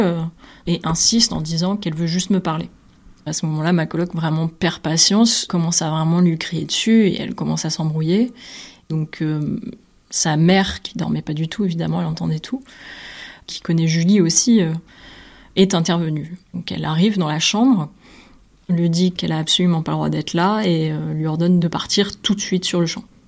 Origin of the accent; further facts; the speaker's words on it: Nîmes, Occitania, France; moved away as an adult; now in Brussels, Belgium; Je suis originaire de Nîmes